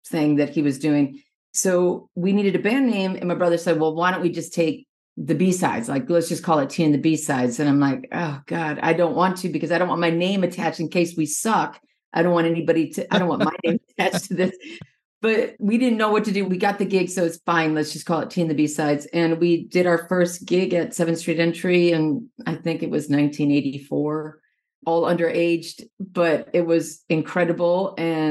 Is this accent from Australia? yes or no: no; Minnesota, United States; I'm originally from Minnesota, and I grew up in this little suburb, like about 25 miles south of Minneapolis in the 80s.